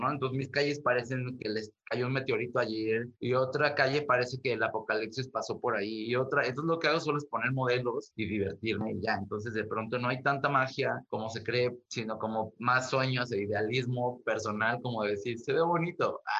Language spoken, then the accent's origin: Spanish; Mexico; yo me considero un artista mexicano con una mirada global, con intenciones galácticas